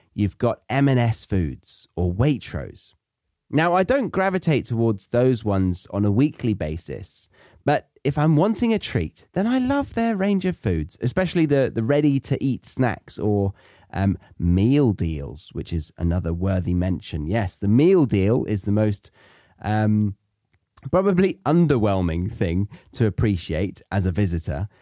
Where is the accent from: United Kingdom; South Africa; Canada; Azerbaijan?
United Kingdom; moved away as an adult; also born or lived in Australia; I'm British, and so I was brought up to like the foods around me